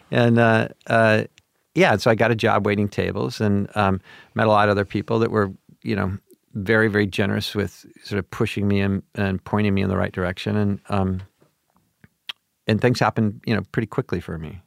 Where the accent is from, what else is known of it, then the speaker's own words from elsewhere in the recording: Portland, Oregon, United States; moved away; also born or lived in Pomona, California; I grew up in Portland, Oregon